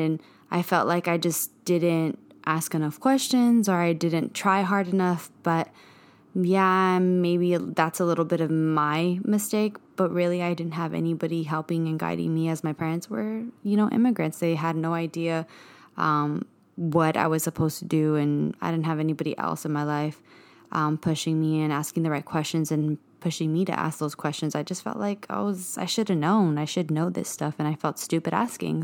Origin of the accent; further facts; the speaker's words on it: Bloomington, California, United States; moved away as an adult; also born or lived in East Los Angeles, California / Montebello, California; now in Los Angeles, United States; I am from the Inland Empire. That's the IE, um, San Bernardino County. Um, that's where I grew up.